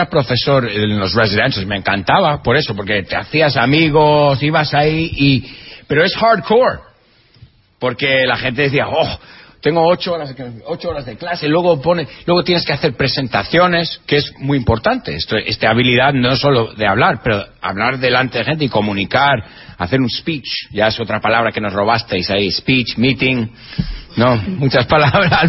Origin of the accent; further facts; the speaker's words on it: Spain; Eh, españoles, yo soy español, y no somos gente vergonzosa.